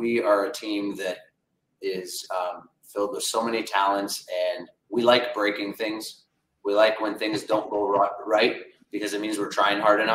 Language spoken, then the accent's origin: English; Windsor, Ontario, Canada; we're from Windsor, Ontario